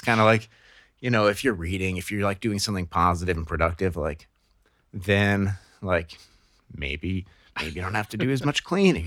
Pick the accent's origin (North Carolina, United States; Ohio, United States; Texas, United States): Ohio, United States; Akron; I grew up in Northeast Ohio and Akron, Ohio